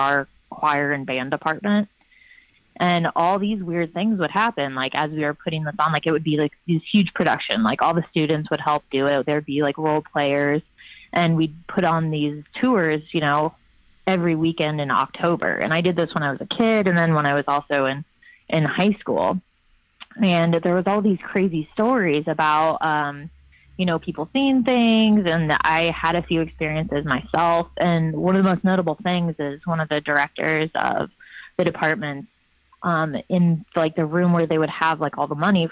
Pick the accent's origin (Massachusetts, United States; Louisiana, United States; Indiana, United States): Indiana, United States; Lafayette; growing up in Lafayette, Indiana, my high school used to run this haunted mansion